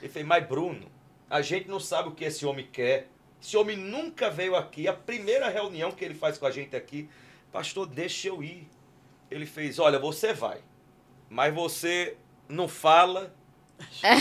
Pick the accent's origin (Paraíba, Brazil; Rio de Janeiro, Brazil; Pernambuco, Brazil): Paraíba, Brazil; João Pessoa; now in São Paulo, Brazil; Eu sou de João Pessoa, na Paraíba